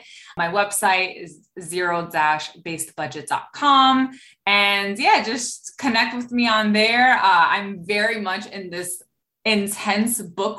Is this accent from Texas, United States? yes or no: no; New York City, New York, United States; I'm obviously from New York City